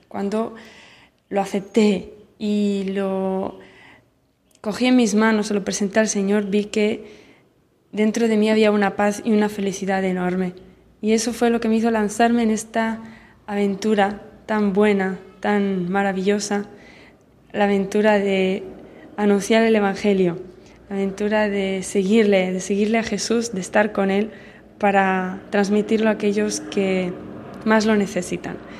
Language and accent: Spanish; Barcelona, Catalonia, Spain; moved away as an adult; now in Central African Republic; soy de Barcelona